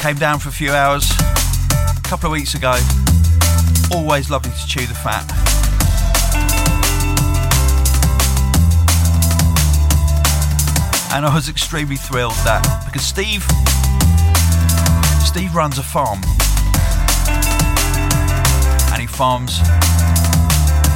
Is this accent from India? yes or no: no; England, United Kingdom; I say Jude and not Dude because I'm English